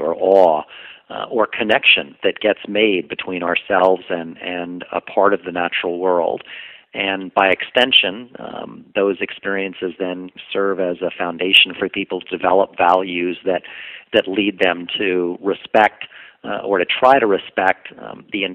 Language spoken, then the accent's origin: English; New York City, New York, United States; I grew up and lived in New York City